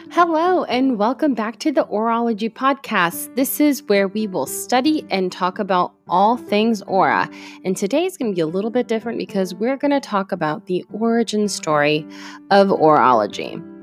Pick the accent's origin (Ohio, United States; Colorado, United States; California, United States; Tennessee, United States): Ohio, United States; North Canton; English is a second language; also born or lived in Puerto Rico / Greentown, Ohio; we eventually moved to North Canton, Ohio